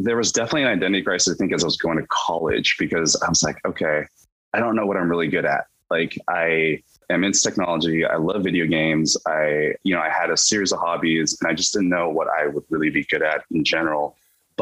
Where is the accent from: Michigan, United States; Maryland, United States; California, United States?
California, United States; Davis; moved away as an adult; also born or lived in Irvine, California; now in Seattle, United States; I grew up, as you mentioned in the intro, in a city called Davis, California